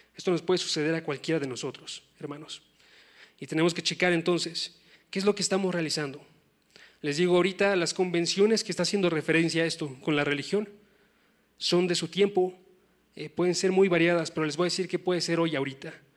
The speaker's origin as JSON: {"language": "Spanish", "region": "Oaxaca", "country": "Mexico", "moved": "yes", "said": "yo soy de Oaxaca, no soy tan lejano"}